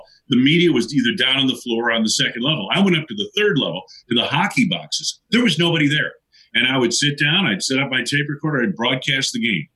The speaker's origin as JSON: {"language": "English", "region": "Western Massachusetts", "country": "United States", "tie": "born or raised there", "also_born_or_lived": "Boston, Massachusetts", "moved": "as an adult", "said": "I grew up in Western Massachusetts out near the New York border"}